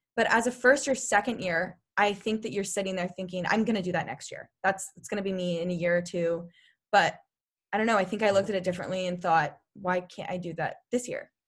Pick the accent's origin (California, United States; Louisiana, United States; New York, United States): California, United States; Sacramento; I'm from Sacramento